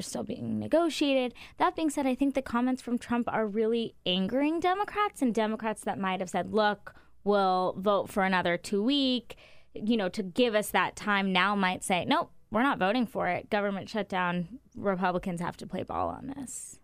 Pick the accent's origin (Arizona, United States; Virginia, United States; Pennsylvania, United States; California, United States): Arizona, United States; moved away; I'm from Arizona